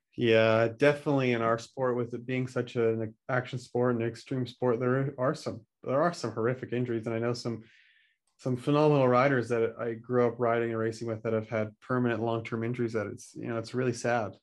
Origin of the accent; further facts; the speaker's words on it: just outside Vancouver, BC, British Columbia, Canada; where I grew up just outside Vancouver, B C, Canada.